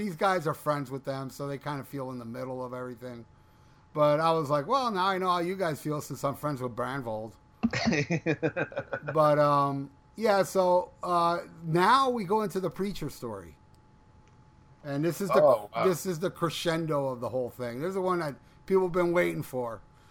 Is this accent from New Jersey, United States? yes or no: no; Florida, United States; I'm from Florida.